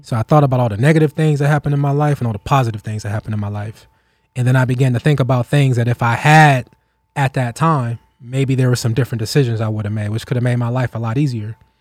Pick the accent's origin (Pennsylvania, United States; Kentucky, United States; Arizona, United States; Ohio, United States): Ohio, United States; we grew up in Still Valley